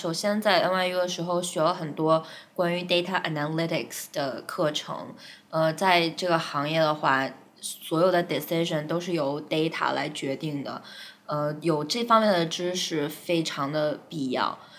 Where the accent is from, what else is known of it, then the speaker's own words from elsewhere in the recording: China; moved away as an adult; now in New York, United States; 他们知道我是中国人，uh, 但是我也会讲日语